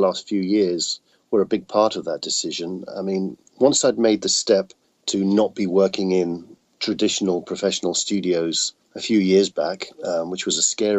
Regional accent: United Kingdom; now in Austin, United States; I'm definitely the Brit in Austin

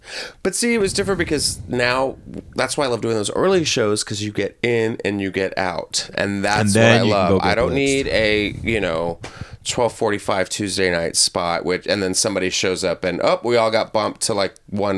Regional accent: San Antonio, Texas, United States; now in Los Angeles, United States; I moved out here 2005 from Texas.

